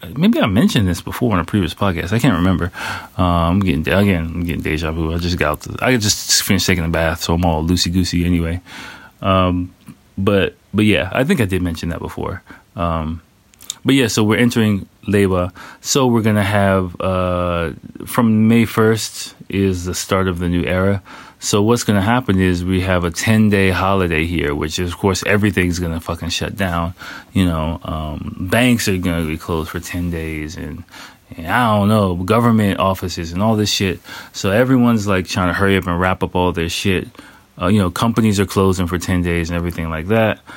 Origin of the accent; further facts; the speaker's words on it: United States; I'm American